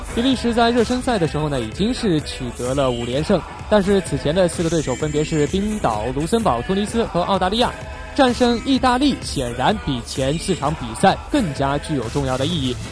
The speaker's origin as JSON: {"language": "Chinese", "country": "China", "said": "作为中国人"}